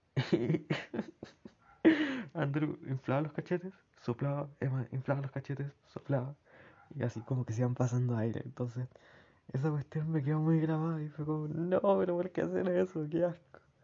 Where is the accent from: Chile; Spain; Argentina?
Chile; accent: Chilean; mi acento es como muy de estar abajo, subir un poco, bajar. En cambio, como acentos extranjeros, ajenos al chileno